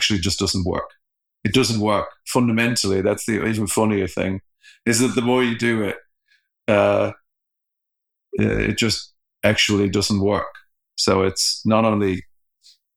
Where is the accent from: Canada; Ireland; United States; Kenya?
Ireland; I'm Irish